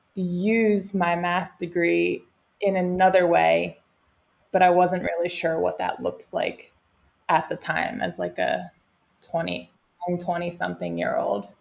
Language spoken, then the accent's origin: English; Cape May, New Jersey, United States; moved away as an adult; also born or lived in California; So, I am from Cape May, New Jersey. So, grew up at the beach